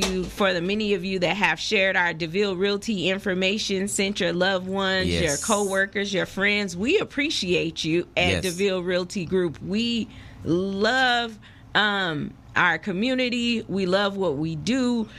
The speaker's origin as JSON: {"language": "English", "town": "Las Vegas", "region": "Nevada", "country": "United States", "tie": "born or raised there", "said": "I am a native of Las Vegas. I know that's not too common, but I am a Las Vegas native, and I always tell my husband I will never leave Las Vegas, and I don't plan on leaving Las Vegas. I love Las Vegas. I was born and raised here"}